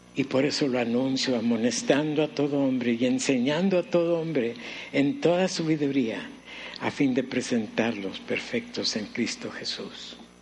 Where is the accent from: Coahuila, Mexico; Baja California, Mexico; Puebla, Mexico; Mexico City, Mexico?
Baja California, Mexico; Mexicali; recién llegamos a la ciudad de Mexicali, yo tenía uh, iba a cumplir cuatro años